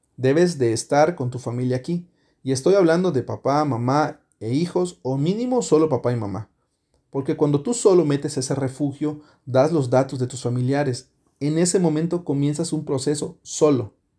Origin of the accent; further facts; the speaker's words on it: Yucatán, Mexico; moved away as an adult; now in Canada; un yucateco en Canadá